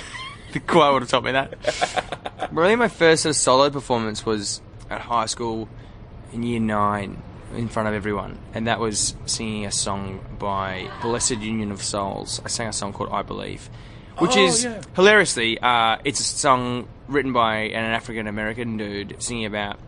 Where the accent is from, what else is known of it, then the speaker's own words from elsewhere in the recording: Glen Waverley, Victoria, Australia; Glen Waverley, so right. Not too far from here.